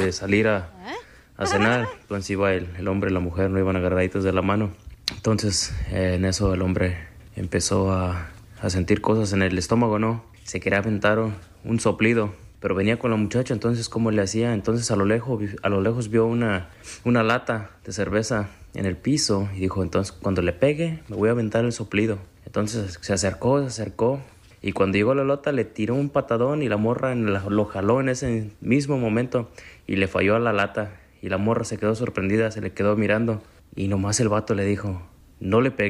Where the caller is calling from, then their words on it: Chicago, Illinois, United States; ¿Qué onda, Pelín? … de Chicago y ahí te va mi chiste.